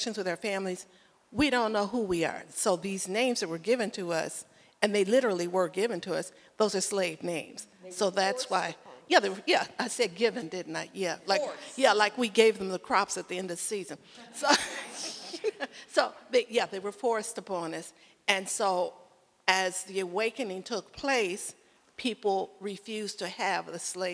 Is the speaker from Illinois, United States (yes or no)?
yes; Chicago, Illinois, United States; moved away; I'm originally from Chicago